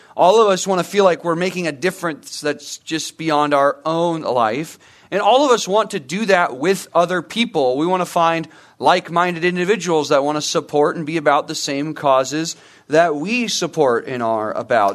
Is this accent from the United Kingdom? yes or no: no; Murrieta, California, United States; also born or lived in Santa Clarita; I grew up in Murrieta